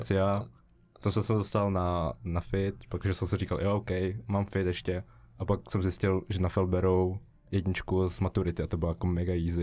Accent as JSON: {"language": "Czech", "town": "Žatec", "region": "Ústí nad Labem Region", "country": "Czechia", "moved": "yes", "lives_now": "Prague, Czechia", "said": "jsem ze Žace, uh, studuju SIT tady"}